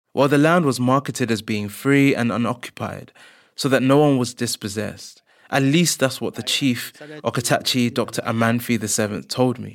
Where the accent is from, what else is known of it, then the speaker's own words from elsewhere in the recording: London, United Kingdom; as a black person myself who was born and grew up in London